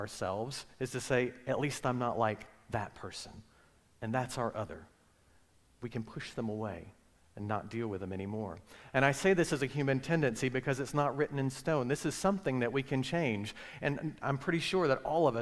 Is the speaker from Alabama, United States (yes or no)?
yes; Alabama, United States; moved away; also born or lived in Virginia; I grew up in Alabama